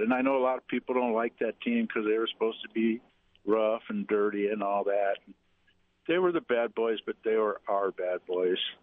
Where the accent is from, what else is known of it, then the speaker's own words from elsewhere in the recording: Detroit, Michigan, United States; I'm from Detroit